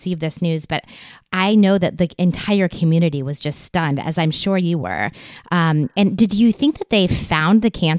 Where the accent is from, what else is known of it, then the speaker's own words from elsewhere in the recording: Virginia Beach, Virginia, United States; my hometown of Virginia Beach, Virginia